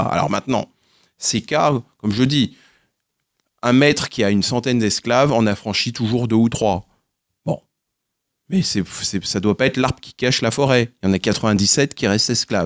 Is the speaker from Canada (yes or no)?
no; Guadeloupe; je suis originaire de Guadeloupe